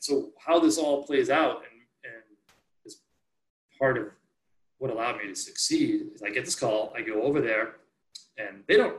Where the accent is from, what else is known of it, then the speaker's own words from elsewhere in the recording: the East, United States; growing up in the East, we ski, there's ice back here.